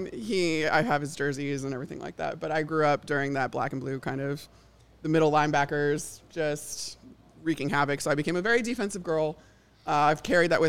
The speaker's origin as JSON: {"language": "English", "town": "Elmhurst", "region": "Illinois", "country": "United States", "tie": "born or raised there", "also_born_or_lived": "Tampa, United States", "moved": "as an adult", "said": "I'm from Chicago originally. I grew up outside the city in Elmhurst."}